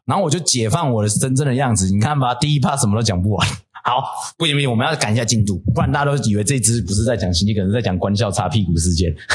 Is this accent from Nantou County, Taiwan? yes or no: yes; Puli, Nantou County, Taiwan; 我是南投人欸，我就住埔里